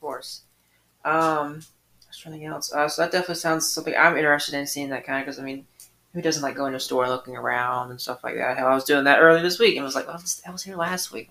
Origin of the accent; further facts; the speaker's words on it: Atlanta, Georgia, United States; now in Sylvania, United States; I grew up in Atlanta